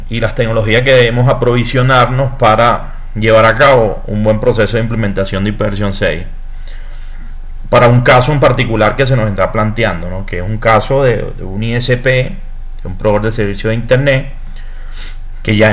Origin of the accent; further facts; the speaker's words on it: Venezuela; soy ingeniero electrónico, soy venezolano, soy consultor internacional